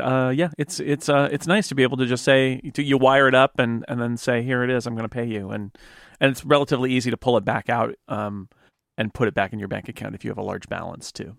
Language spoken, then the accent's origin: English; California, United States; also born or lived in Oakland, California / San Diego, California; I was born in Oakland, but I grew up in the, uh, foothills, which is about a hundred miles east of the Bay Area